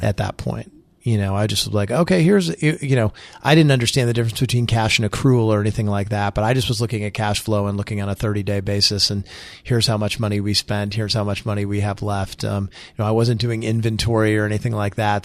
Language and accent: English; Springfield, Illinois, United States; moved away as an adult; I moved back to my hometown.